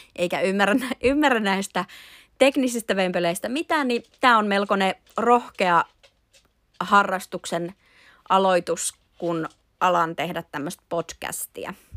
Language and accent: Finnish; Imatra, South Karelia, Finland; minä on Imatralla asuva imatralainen nainen.